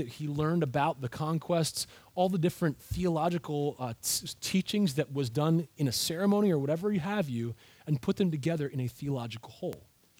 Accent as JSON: {"language": "English", "country": "United States"}